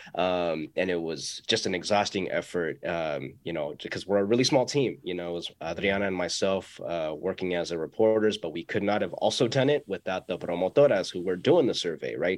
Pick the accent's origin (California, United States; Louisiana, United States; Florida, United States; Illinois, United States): California, United States; San Francisco Bay Area; also born or lived in Pacifica; i was born and raised here so my spanish isn't the best